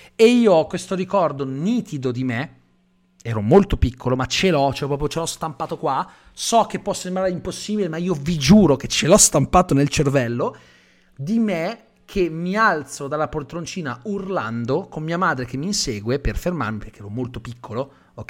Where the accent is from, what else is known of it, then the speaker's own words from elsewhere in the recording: Calabria, Italy; io sono calabrese